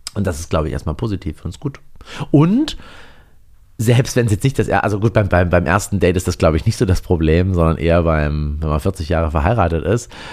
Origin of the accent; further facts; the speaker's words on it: GDR, East Germany, Germany; ich bin ja in der DDR geboren